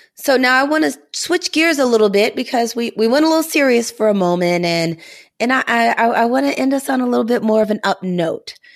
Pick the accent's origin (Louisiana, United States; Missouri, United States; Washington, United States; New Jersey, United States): Missouri, United States; moved away; also born or lived in New England; I'm from Missouri